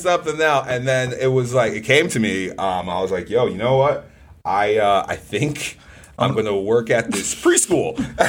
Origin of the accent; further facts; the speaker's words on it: Nigeria; I said, I'm super Nigerian, man. My parents would literally bury me in the backyard if I came back.